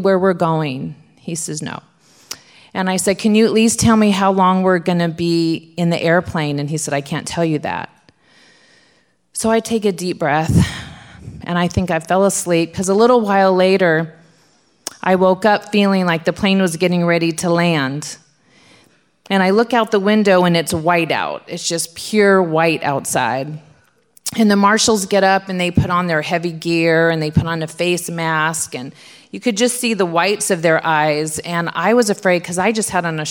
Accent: Southern California, United States; I'm from Southern California.

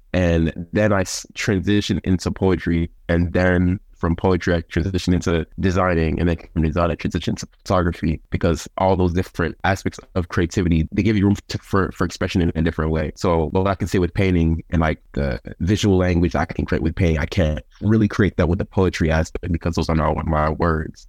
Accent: Covington, Georgia, United States; also born or lived in Bronx, New York; I'm from the Bronx, New York, and I moved to Covington, Georgia in 2007

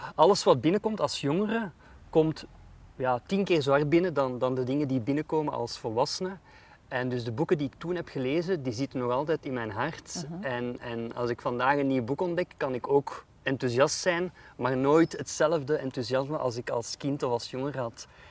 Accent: Jette, Brussels-Capital Region, Belgium; moved away as an adult; ik ben opgeroeid in Jette ehm, en in Brussel centrum.

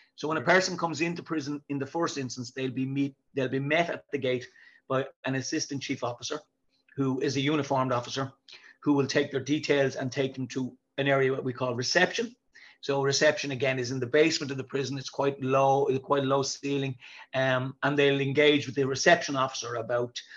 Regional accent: Dublin, Leinster, Ireland; I'm from Dublin. I'm from a place called the South Inner City

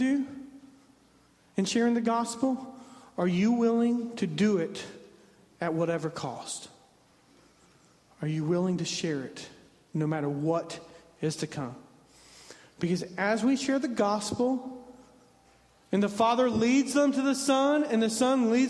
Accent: southwest Indiana, United States; moved away as an adult; now in Virginia, United States; I'm from southwest Indiana, which borders Kentucky

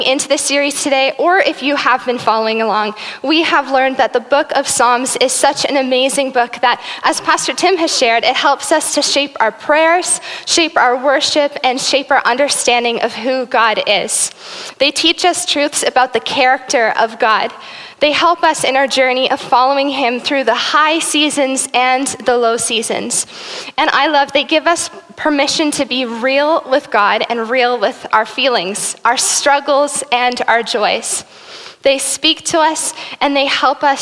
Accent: South Africa; now in Burlington; I am South African. My family, I was born there and raised there until 2005 when we moved here to Burlington.

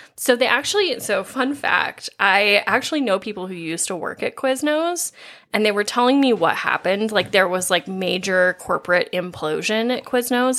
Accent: Midwest, United States; as Midwesterners

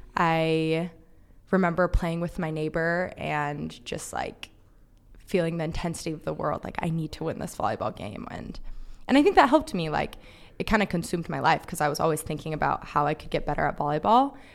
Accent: Palm Springs, California, United States; So I'm from Palm Springs, California

